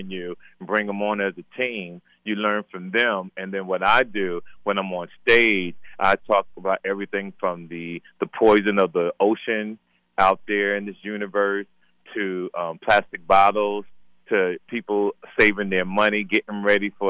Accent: Jersey City, New Jersey, United States; moved away; also born or lived in Compton, California; by Jersey City by way of Compton, California. I'm not originally from Compton.

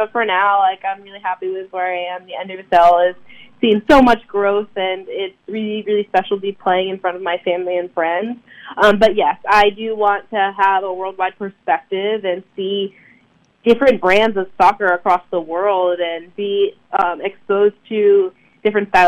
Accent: Durham, North Carolina, United States; growing up in the Durham area

